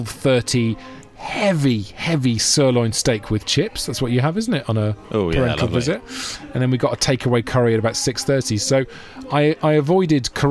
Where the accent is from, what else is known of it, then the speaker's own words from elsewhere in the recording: Monmouth, Wales, United Kingdom; now in London, United Kingdom; Monmouth Town. This is my hometown in South Wales